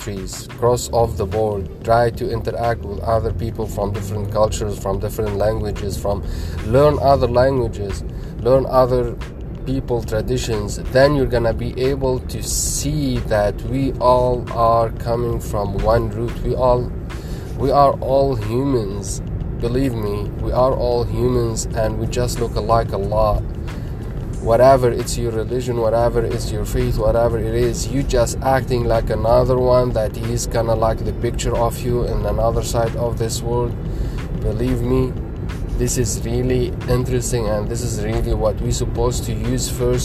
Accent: Lebanon; now in United States; I come from Lebanon, Middle East, and I'm right now in USA

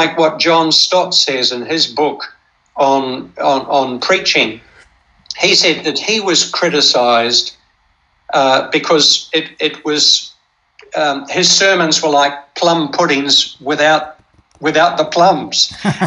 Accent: New Zealand; I grew up in New Zealand, and I trained as a Baptist to be a Baptist minister

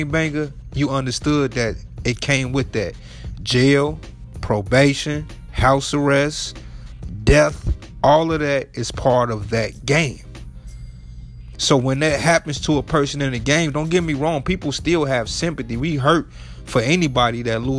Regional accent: Chicago, Illinois, United States; I'm from Chicago

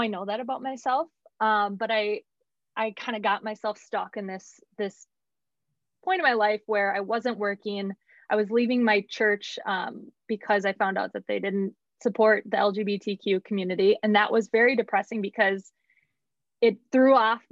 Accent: Woodbury, United States; moved away as an adult; also born or lived in Denver; I grew up in Woodbury, great family, great home

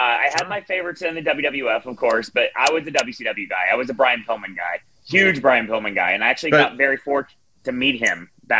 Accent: Parkersburg, West Virginia, United States; also born or lived in Mineral Wells, West Virginia / Belpre, Ohio; I'm from Parkersburg.

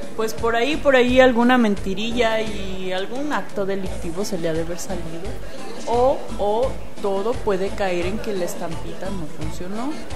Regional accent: Mexico; also born or lived in Chihuahua, Mexico; no somos de la Ciudad de México, somos orgullosamente provincianos

